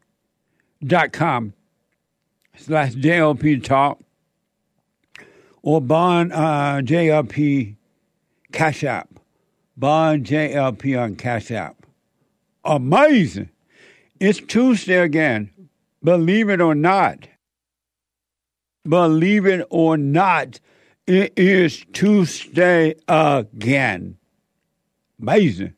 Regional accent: United States; when I was growing up in America

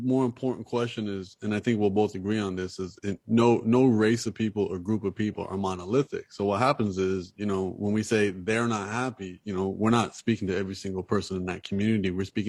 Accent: Canada; moved away as an adult; now in Los Angeles, United States; I'm Canadian, so I just moved to LA four months ago. So, you know, I'm also an immigrant in this country

